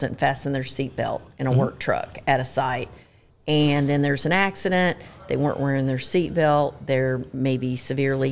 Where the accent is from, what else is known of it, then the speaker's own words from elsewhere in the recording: Georgia, United States; accent: Southern; moved away as an adult; also born or lived in New York; now in California, United States; I'm originally from Georgia, but I went to college in New York and then lived in California.